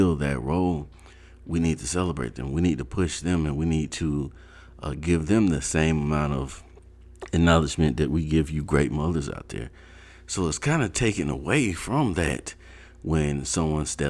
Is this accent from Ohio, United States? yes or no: yes; Ohio, United States; also born or lived in North Carolina; when I was like 8, we moved to Ohio from North Carolina